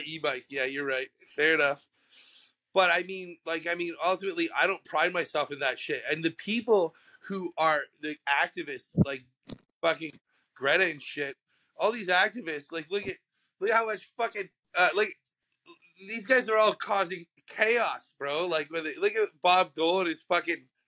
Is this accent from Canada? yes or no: yes; Canada; I'm fucking Canadian